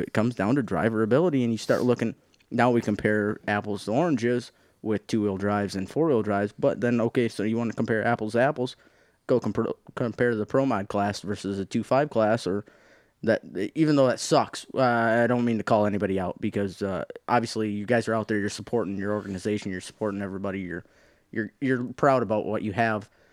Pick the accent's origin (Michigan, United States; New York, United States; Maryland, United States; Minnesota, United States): Michigan, United States; the Thumb; I grew up in Thumb